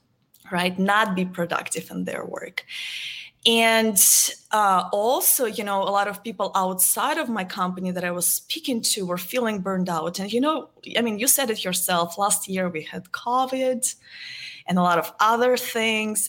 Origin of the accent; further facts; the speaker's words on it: Moscow, Russia; moved away as an adult; now in Dallas, United States; I am originally from Moscow, Russia. I was born and raised there. I've been living in the United States for the last 12 years.